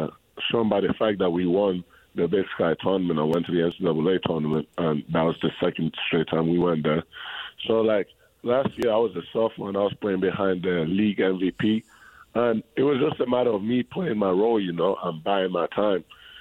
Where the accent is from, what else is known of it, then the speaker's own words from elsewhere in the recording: Spain; born there; So I was born in Spain, right? And in Spain, basketball is a little bit more bigger than in England, how big it is in England.